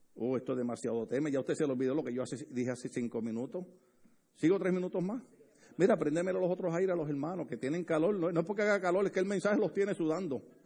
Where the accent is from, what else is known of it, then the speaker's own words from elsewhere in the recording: Puerto Rico; a mí me gusta estar con puertorriqueños porque ahí hablamos duro